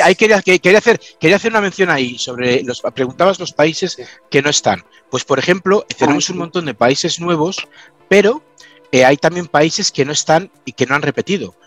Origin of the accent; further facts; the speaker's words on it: Valladolid, Castile and León, Spain; also born or lived in Manchester, United Kingdom; now in United Kingdom; yo soy de Valladolid